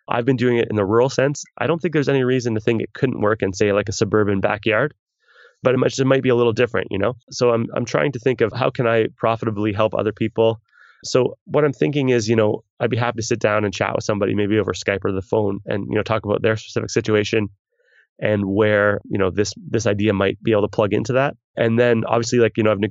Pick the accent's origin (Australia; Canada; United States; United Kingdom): Canada; me being a Canadian